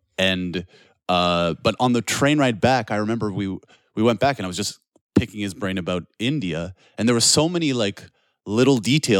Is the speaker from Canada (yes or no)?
yes; Canada; now in Poland; as a Canadian, I was like, there's not much space at all.